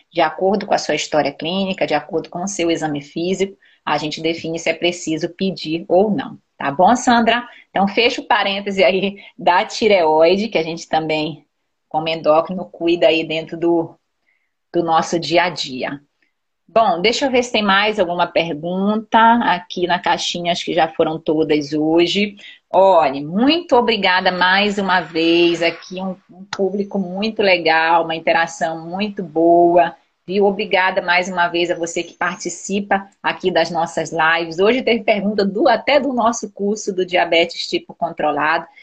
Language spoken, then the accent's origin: Portuguese; Belém, Pará, Brazil; Eu sou paraense, eu nasci em Belém, mas meu pai, é, a família do meu pai é toda do Ceará